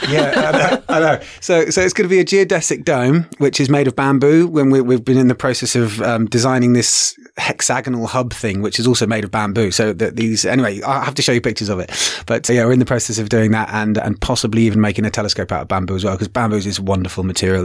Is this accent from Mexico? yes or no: no; England, United Kingdom; now in Kenya; originally from England. I now also am in Kenya